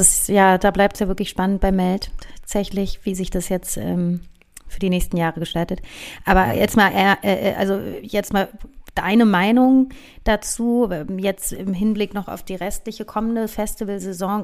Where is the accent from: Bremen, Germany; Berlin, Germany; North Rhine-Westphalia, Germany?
Berlin, Germany; Bei uns in Reinickendorf, in Hermsdorf